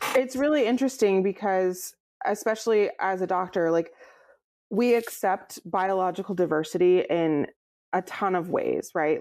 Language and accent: English; Fresno, California, United States; moved away as an adult; now in Portland, United States; I grew up in near Fresno